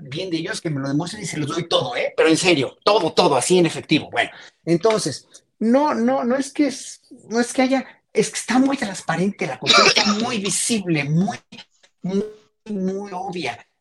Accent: Mexico; como mexicanos

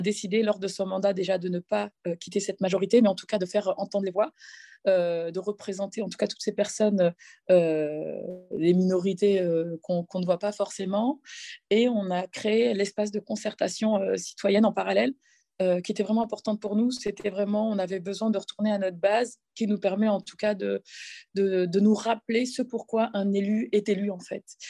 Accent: Cergy, Île-de-France, France; j'ai grandi dans un quartier populaire qui s'appelle le quartier de la Croix-Petit à Cergy

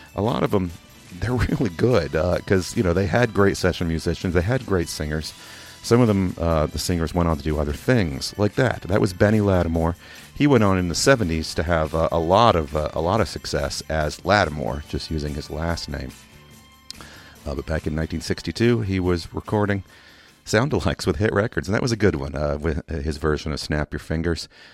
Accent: England, United Kingdom; also born or lived in Kentucky, United States; now in Louisville, United States; I'm also from Kentucky. I also learned to speak here in Kentucky, um, but I did grow up uh, from about eight years old on in England

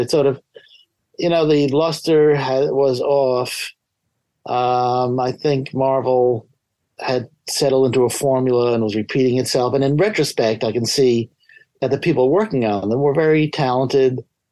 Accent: New York City, New York, United States; I grew up in New York City.

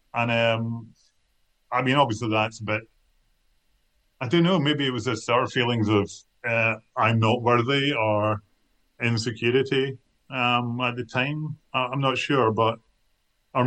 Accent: Kilmarnock, Scotland, United Kingdom; I come from Kilmarnock, and I wasn't brought up hanging around with other writers

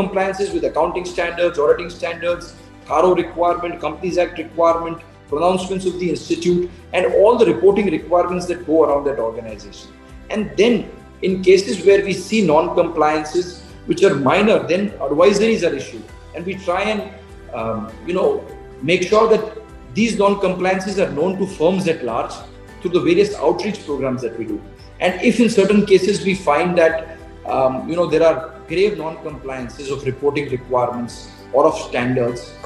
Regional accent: Gujarat, India; I come from Gujarat

